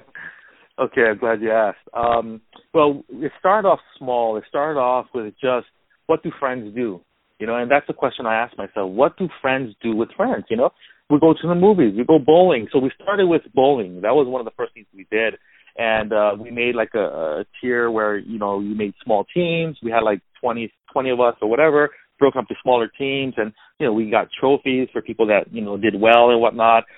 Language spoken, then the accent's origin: English; Hawaii, United States; also born or lived in Culver City, California; now in California, United States; I was born and raised in Hawaii, so living in California